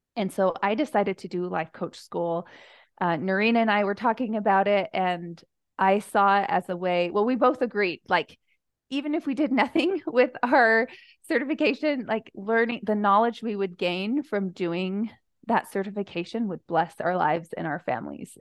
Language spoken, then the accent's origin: English; United States; moved away as an adult; also born or lived in Spokane, Washington; now in Utah Valley, United States; I grew up on the Navajo Reservation